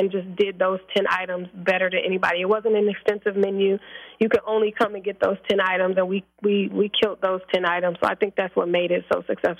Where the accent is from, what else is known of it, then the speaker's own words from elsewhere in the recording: Milwaukee, Wisconsin, United States; I'm from Milwaukee, Wisconsin, teenage mother.